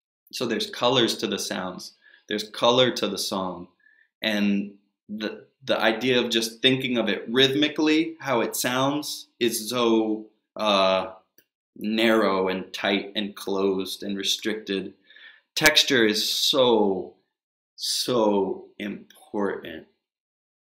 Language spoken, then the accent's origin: English; United States; also born or lived in Texas / Northern Virginia; I grew up in Texas and Northern Virginia